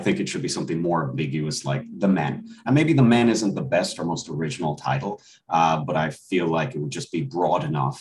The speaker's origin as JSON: {"language": "English", "country": "Ireland", "tie": "born or raised there", "moved": "as an adult", "lives_now": "United States", "said": "I was born and raised in Ireland. I came to the States when I was 18."}